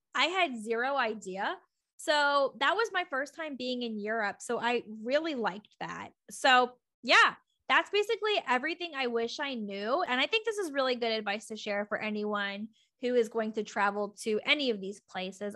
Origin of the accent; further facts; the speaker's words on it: United States; I'm American, so I use U S dollars